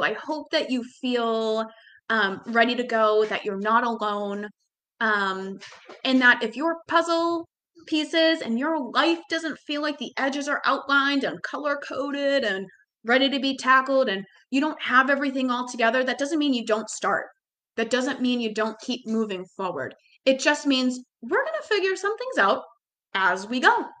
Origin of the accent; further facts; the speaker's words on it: Boston, Massachusetts, United States; growing up in Boston